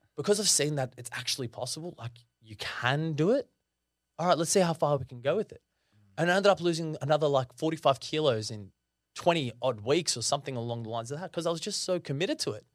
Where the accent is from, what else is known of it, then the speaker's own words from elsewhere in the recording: Sydney, New South Wales, Australia; being Lebanese wasn't exactly the easiest thing to go through, especially me growing up in the Shire